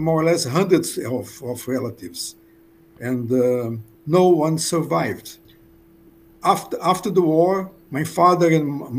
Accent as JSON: {"language": "English", "region": "Rio de Janeiro", "country": "Brazil", "tie": "born or raised there", "said": "I was born in Rio de Janeiro, Brazil, in 1942."}